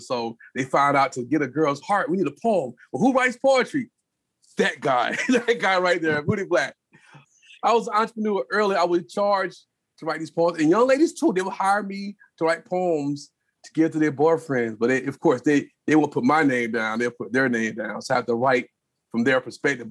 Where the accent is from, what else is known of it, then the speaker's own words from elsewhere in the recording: Spartanburg, South Carolina, United States; I was born in Spartanburg, South Carolina